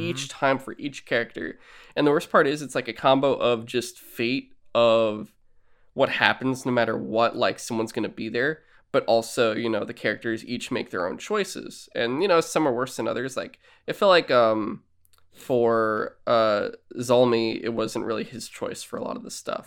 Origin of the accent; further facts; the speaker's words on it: San Francisco, California, United States; I was born in San Francisco way later